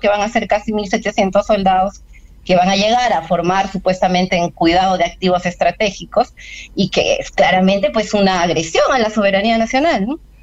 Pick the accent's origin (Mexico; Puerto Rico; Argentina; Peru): Peru; como pueblo peruano